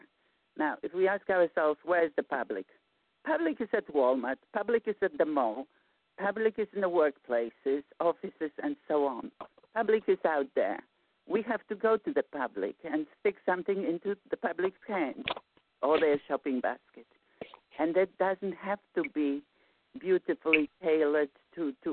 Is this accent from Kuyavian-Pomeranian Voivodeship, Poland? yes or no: no; Warsaw, Masovian Voivodeship, Poland; moved away; I'm from Warsaw, Poland